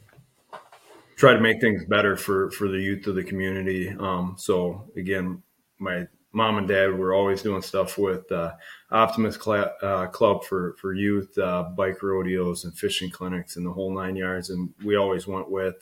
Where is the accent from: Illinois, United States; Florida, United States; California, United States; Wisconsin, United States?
Wisconsin, United States; Monroe; also born or lived in Ireland; my mom and dad moved over from Ireland in 73, and they moved up to Rochester, Minnesota first and had my three brothers. And then in late in 77, they moved down to Monroe